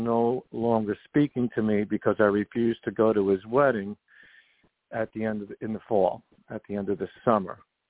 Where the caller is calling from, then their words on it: New York, United States; I'm calling from New York.